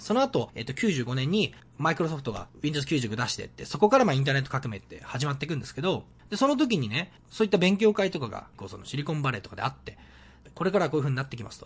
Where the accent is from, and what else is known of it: Sendai, Miyagi, Japan; born or raised there; moved away as an adult; now in Vancouver, Canada